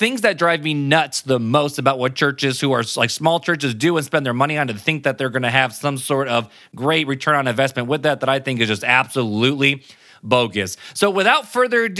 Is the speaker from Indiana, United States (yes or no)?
yes; South Bend, Indiana, United States; I'm from South Bend, Indiana